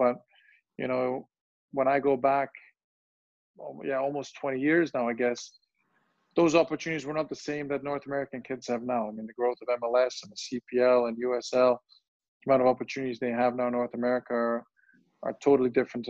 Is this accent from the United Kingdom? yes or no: no; Germany; English is a second language; also born or lived in Bosnia; I was born in Bosnia, and soon after that, you know, a big conflict, the war broke out, and my family had to move away from Bosnia when I was 4 years old, and we ended up moving to Germany.